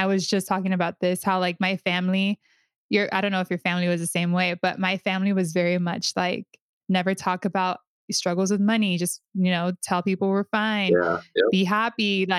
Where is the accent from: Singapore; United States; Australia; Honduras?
Honduras; and I was like, oh, I'm from Honduras, right?